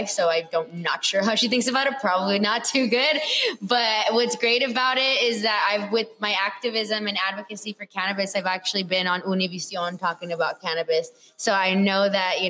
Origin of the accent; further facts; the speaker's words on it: Whittier, California, United States; also born or lived in Los Angeles, United States; I was born here and then I grew up in Whittier